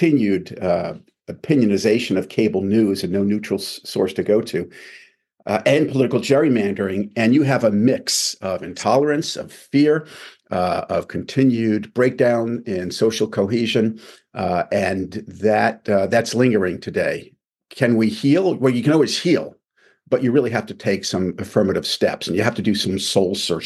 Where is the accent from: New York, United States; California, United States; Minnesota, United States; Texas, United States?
New York, United States; Long Island; I'm from Long Island, New York.